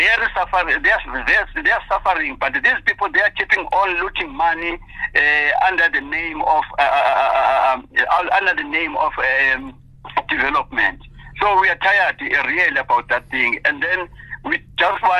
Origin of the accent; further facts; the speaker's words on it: Komani, Eastern Cape, South Africa; We, as a Kumani resident